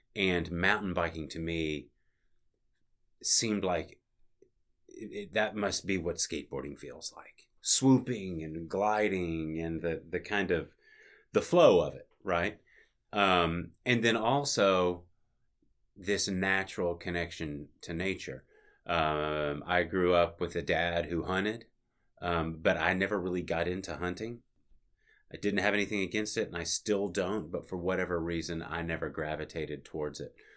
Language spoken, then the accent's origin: English; Little Rock, Arkansas, United States; moved away as an adult; now in Bentonville, United States; That was my hometown.